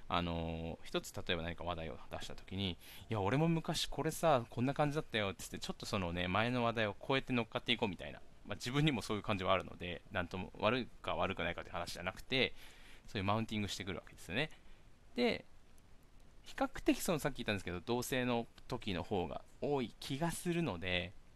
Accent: Miyakojima, Okinawa, Japan; moved away as an adult; also born or lived in Tokyo; 僕はあの、宮古島から上京しまして

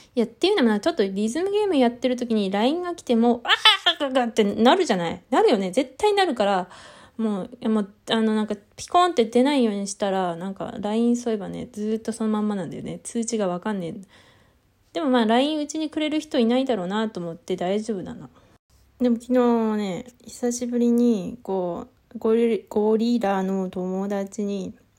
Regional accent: Tohoku, Japan; accent: Tohoku-ben; 自分の東北弁を聞くと、なんかね、東北弁っていう認識じゃないから、ほら、なんか、こう、何、ネイティブだからね

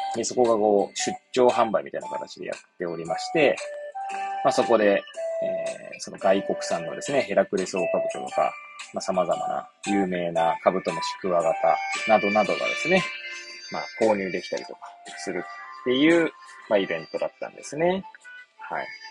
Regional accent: Hachioji, Tokyo, Japan; moved away as an adult; now in Kamaishi, Japan; 私、八王子生まれ、八王子育ちなんですけど

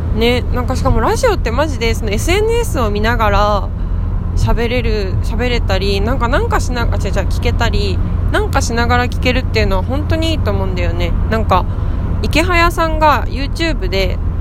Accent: Sendai, Miyagi, Japan; moved away as an adult; now in Tōno, Japan; 私の実家の仙台

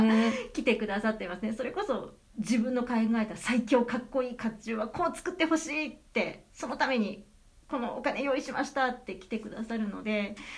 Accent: Nara, Japan; now in Nagahama, Japan; 私、あの、奈良県の奈良市の生まれで

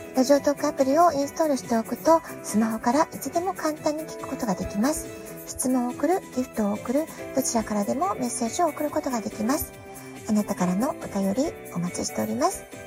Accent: Japan; now in United States

